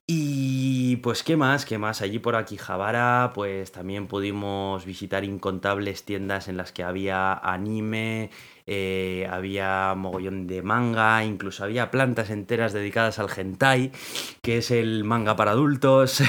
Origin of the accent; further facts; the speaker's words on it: Spain